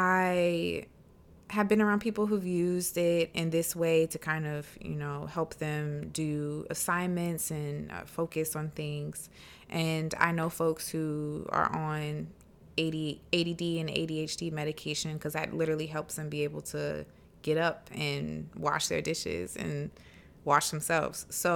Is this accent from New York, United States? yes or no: no; South Carolina, United States; I grew up in the South, in South Carolina, in like a very kind of Christian household